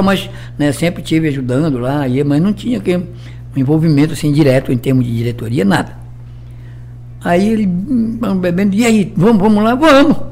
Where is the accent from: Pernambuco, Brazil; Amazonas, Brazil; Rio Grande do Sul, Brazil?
Amazonas, Brazil; moved away as an adult; also born or lived in São Paulo; Da minha terra. É, lá do Amazonas.